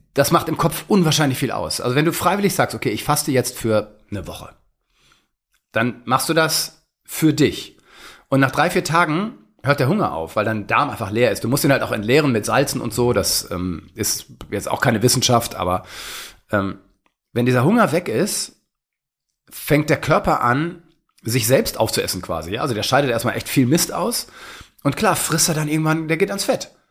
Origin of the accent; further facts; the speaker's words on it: Germany; bei uns in Deutschland